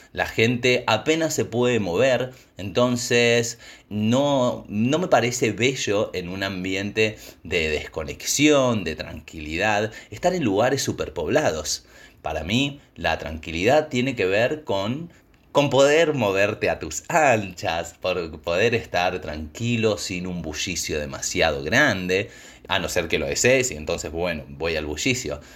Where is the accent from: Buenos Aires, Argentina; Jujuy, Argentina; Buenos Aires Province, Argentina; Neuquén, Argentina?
Neuquén, Argentina; yo soy de Neuquén. Neuquén está en el norte de la Patagonia